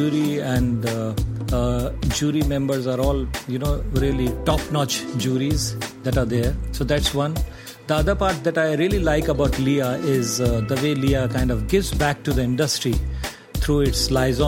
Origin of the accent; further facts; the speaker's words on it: Agra, Uttar Pradesh, India; I grew up in Agra